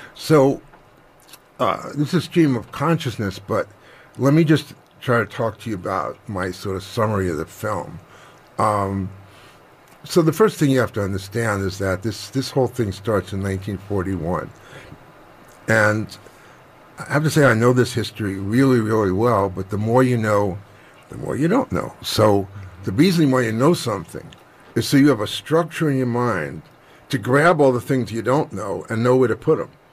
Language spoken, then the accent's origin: English; New York, United States; I'm from New York